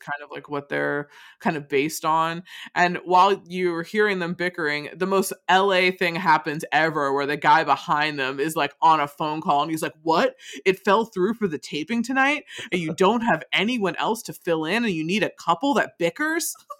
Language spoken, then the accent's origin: English; Rochester, United States; where I grew up in Rochester